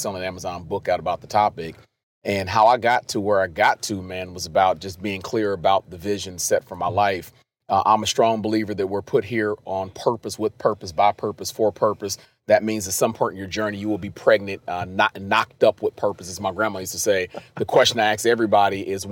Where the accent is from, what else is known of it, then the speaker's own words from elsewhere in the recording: Cincinnati, Ohio, United States; I'm from Cincinnati, Ohio